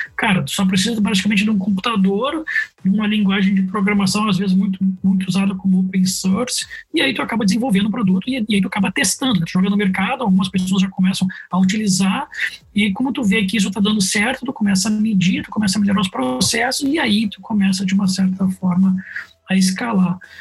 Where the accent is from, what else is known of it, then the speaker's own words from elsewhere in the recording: Porto Alegre, Rio Grande do Sul, Brazil; Sou gaúcho, sou natural de Porto Alegre